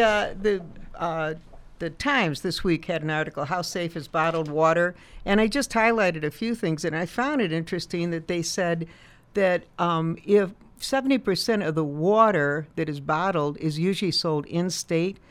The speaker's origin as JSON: {"language": "English", "town": "Chicago", "region": "Illinois", "country": "United States", "tie": "born or raised there", "moved": "yes", "said": "I grew up in Chicago"}